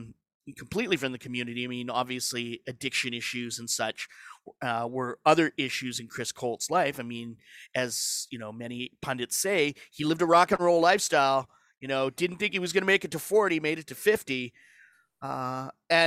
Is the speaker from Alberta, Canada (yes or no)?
yes; Alberta, Canada; growing up in Alberta